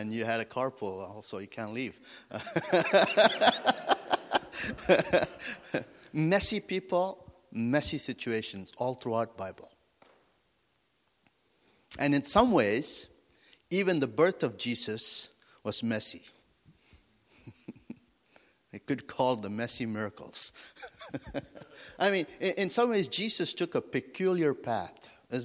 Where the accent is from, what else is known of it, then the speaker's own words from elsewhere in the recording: India; also born or lived in Wyoming, United States / Africa; now in France; I grew up in India and came to the United States